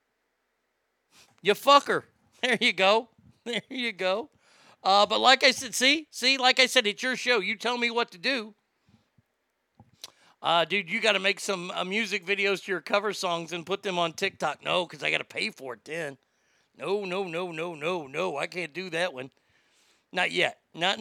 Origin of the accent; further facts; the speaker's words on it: Texas, United States; I am from Texas